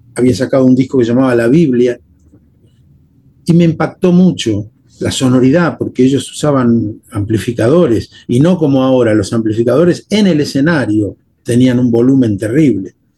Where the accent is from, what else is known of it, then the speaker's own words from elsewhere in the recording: Temperley, Buenos Aires Province, Argentina; accent: Porteño; yo soy argentino, yo nací en la Argentina y me crié con los códigos de mi país en la Argentina